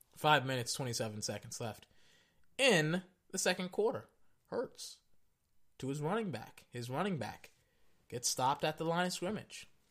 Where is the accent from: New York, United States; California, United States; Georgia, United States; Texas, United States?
Texas, United States; I am from Texas. I just don't have that colloquial accent.